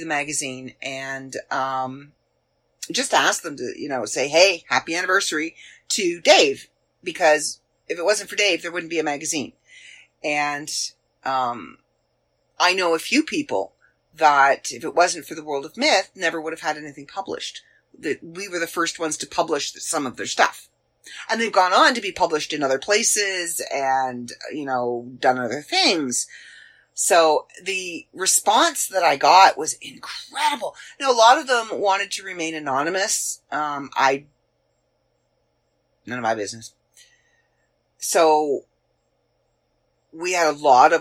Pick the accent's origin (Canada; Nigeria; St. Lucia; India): Canada; accent: Canadian; I'm Canadian. I've been Canadian my entire life. All 48 years of my life, I have been Canadian. My accent is there.